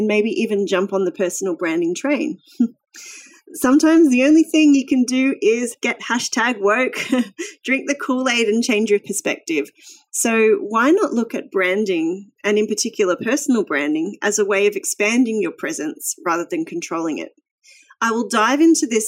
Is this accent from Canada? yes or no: no; Australia; also born or lived in Brisbane; I'm an Australian